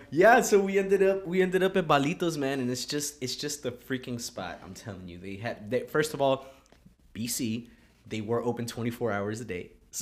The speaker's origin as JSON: {"language": "English", "region": "California", "country": "United States", "said": "Yeah, they're like, yeah, we know burritos. We're from California."}